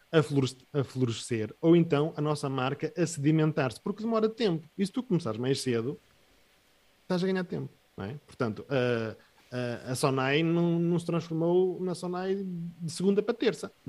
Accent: Porto, Norte, Portugal; Porque eu até sou do Porto, portanto está bom.

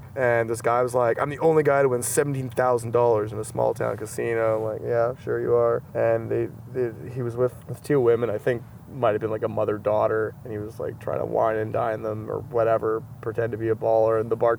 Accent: Saskatchewan, Canada; I'm like, well, yeah, you probably shouldn't tell anybody I'm from Saskatchewan.

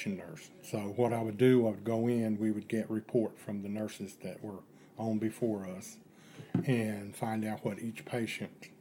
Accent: Asheville, North Carolina, United States; now in Boone, United States; I was born in Asheville, North Carolina

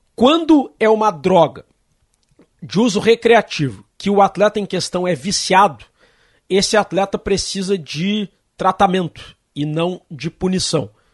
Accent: Brazil; nós, como brasileiros que sempre torcemos para o Brasil

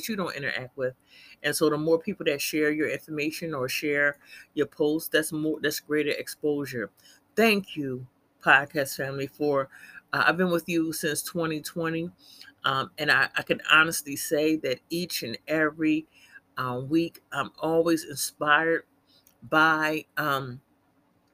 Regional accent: Philadelphia, Pennsylvania, United States; I'm from Philly, born and raised

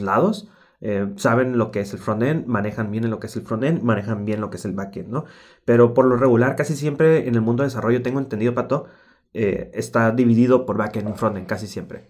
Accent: Mexico; como típico mexicano

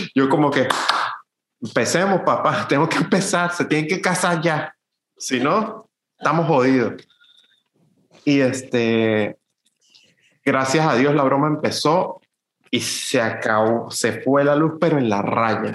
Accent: Venezuela; moved away; nosotros como fotógrafos venezolanos

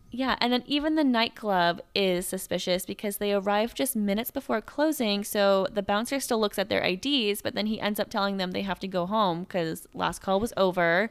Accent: Bellevue, Washington, United States; my hometown

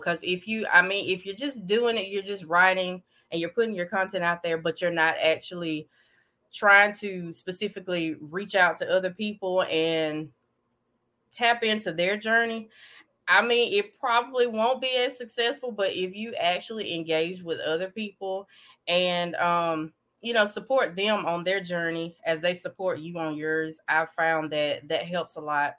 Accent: Davidville, Alabama, United States; I'm from Davidville, Alabama, a very small town

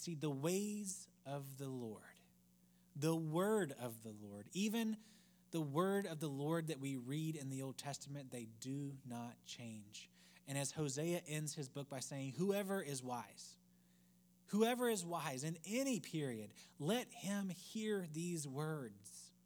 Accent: United States; we as American Christians

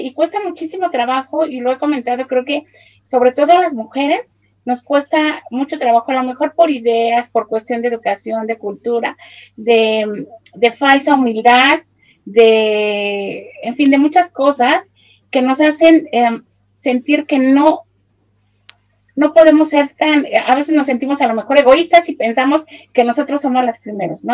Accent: Mexico; soy de México

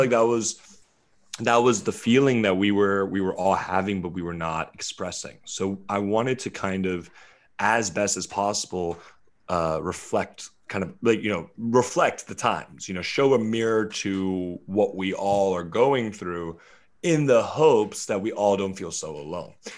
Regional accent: Charleston, West Virginia, United States; also born or lived in Lewisburg, West Virginia; I was born in, uh, Lewisburg, West Virginia, and I was raised in Charleston, West Virginia

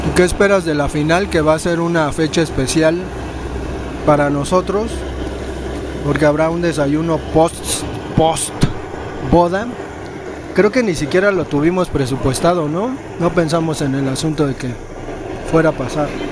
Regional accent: Mexico; como buenos mexicanos

